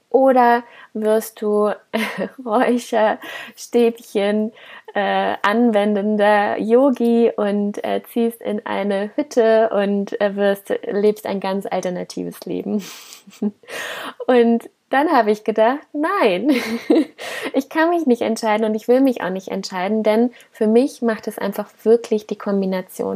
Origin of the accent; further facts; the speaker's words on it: Koblenz, Rhineland-Palatinate, Germany; ich komme aus Koblenz